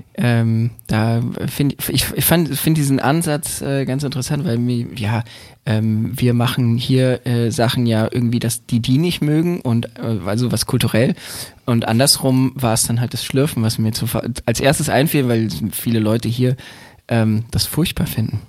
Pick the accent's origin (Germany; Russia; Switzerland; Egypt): Germany; Berlin; Ich bin in Berlin groß geworden, ich bin dort geboren.